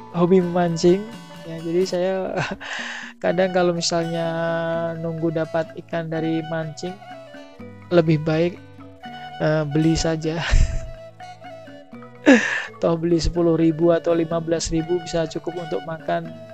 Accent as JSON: {"language": "Indonesian", "region": "Pulau Aceh", "country": "Indonesia", "said": "Daerah saya ini, tempat Pulau Aceh ini memang langsung berbatasan dengan Samudra India."}